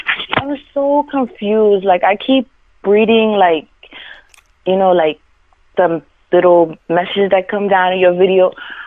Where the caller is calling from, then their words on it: Florida, United States; I'm calling from Florida.